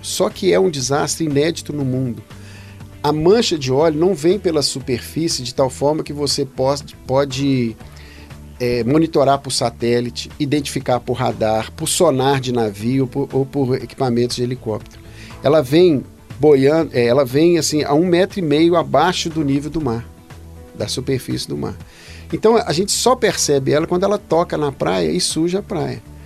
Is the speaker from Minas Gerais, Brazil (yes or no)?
yes; Belo Horizonte, Minas Gerais, Brazil; eu nasci em Belo Horizonte, nasci em 65 na Pompeia, no bairro Pompeia. Cresci lá